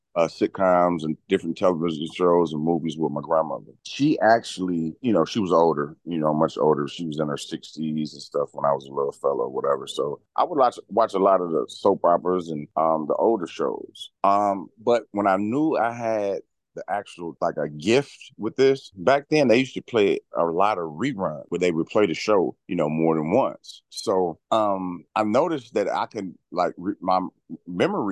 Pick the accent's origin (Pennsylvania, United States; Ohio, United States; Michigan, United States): Michigan, United States; Detroit; also born or lived in Yonkers, New York; I'm from Detroit, Michigan. Originally, I was born in Yonkers, New York, but yeah, I've been in Detroit for quite some time now.